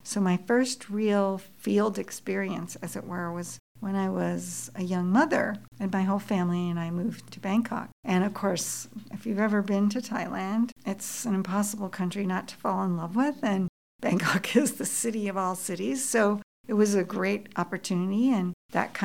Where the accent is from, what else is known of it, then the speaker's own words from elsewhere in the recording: Boston, Massachusetts, United States; now in Toronto, Canada; I grew up in Boston, and my mother was born in Lahore